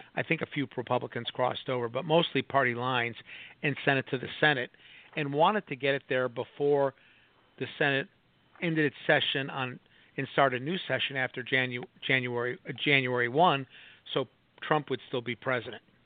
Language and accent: English; Chicago, Illinois, United States; moved away; also born or lived in Minneapolis; I grew up in Chicago